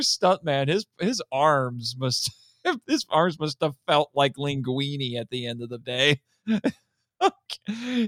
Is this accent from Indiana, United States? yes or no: yes; Indiana, United States; I'm from Indiana